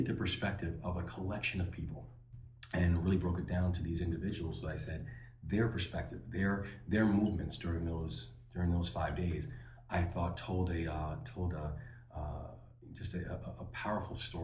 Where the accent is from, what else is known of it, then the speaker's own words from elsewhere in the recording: Baltimore, Maryland, United States; my hometown